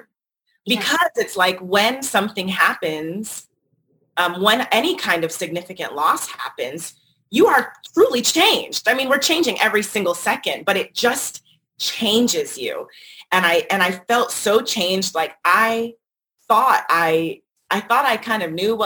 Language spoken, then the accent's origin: English; North Carolina, United States; moved away as an adult; also born or lived in Washington, District of Columbia, United States / Brooklyn / Los Angeles; I left college, which was in my home state, North Carolina